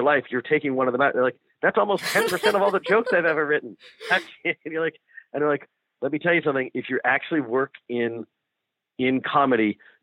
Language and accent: English; Ohio, United States; moved away as an adult; I'm from Ohio